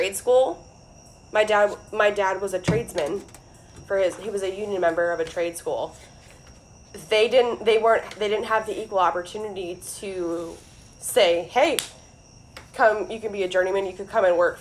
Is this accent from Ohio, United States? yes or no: yes; Ohio, United States; moved away; I'm from Ohio